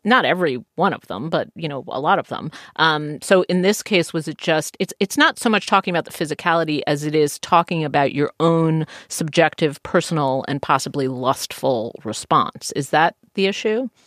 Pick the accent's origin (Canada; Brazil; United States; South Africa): United States; I'm an American